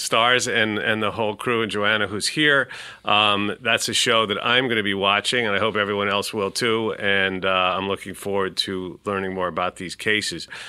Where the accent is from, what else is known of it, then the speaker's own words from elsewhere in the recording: New York City, New York, United States; I'm a New Yorker, born and bred